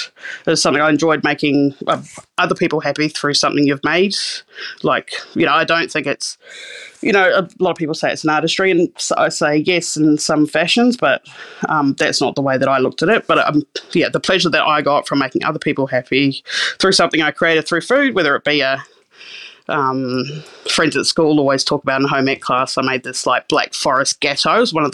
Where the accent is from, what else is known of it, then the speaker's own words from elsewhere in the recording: Christchurch, Canterbury, New Zealand; I grew up in Osatahi, which is Christchurch in Canterbury, New Zealand. Grew up on the beach there in New Brighton, probably a third or fourth generation New Brighton kid from out there.